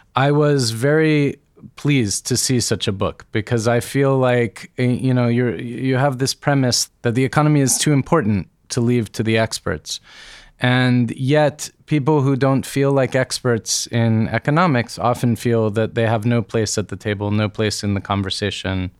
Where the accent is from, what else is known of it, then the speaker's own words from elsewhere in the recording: United States; As an American child of the nineteen eighties